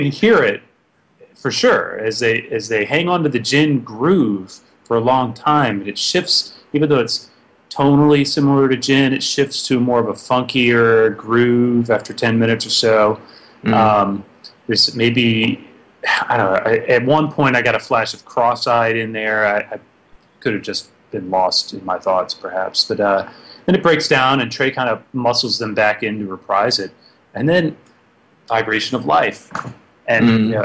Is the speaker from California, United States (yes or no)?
no; Virginia, United States; I'm from Virginia